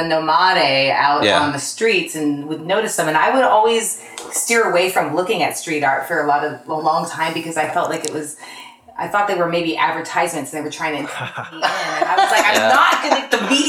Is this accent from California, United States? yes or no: yes; Sacramento, California, United States; also born or lived in Oklahoma / San Francisco; Northern California. I lived a little bit in Oklahoma. Came back to California.